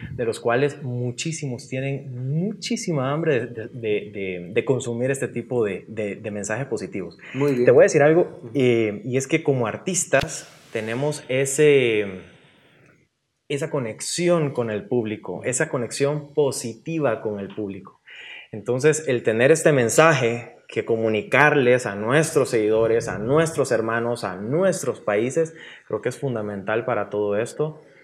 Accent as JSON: {"language": "Spanish", "country": "El Salvador", "tie": "born or raised there", "said": "yo le doy gracias al Salvador, porque ha sido mi, mi, cuna"}